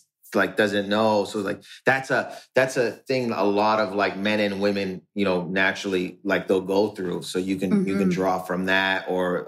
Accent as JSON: {"language": "English", "town": "Windsor", "region": "Ontario", "country": "Canada", "tie": "born or raised there", "said": "I grew up in Canada. So I grew up in Windsor."}